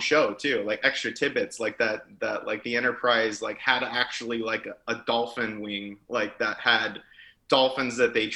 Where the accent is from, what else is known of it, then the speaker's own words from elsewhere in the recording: Los Angeles, California, United States; I grew up in Los Angeles, California